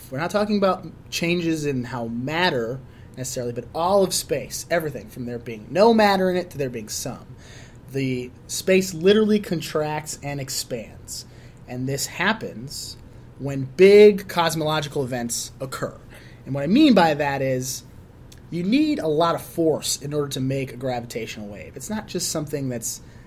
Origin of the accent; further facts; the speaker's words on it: Chicago, Illinois, United States; I was born and raised in Chicago